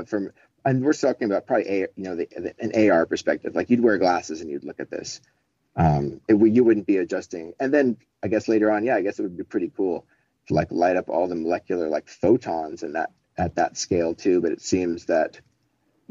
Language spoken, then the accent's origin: English; Colorado, United States; As I was growing up in Colorado, his studio house was like three blocks up the hill from my Catholic school